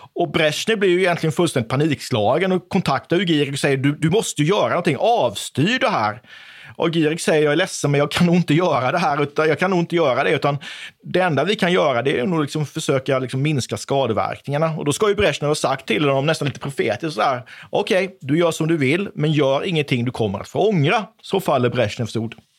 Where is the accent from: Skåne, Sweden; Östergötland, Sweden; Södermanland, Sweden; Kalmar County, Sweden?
Kalmar County, Sweden; Oskarshamn; jag är uppvuxen i Oskarshamn